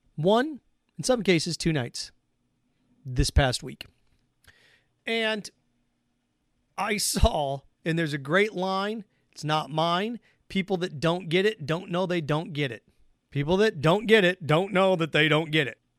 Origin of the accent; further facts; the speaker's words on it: Midwest, United States; I grew up in the Midwest